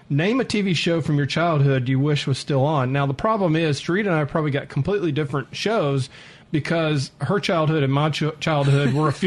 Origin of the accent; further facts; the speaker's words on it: Atlanta, Georgia, United States; I grew up in Atlanta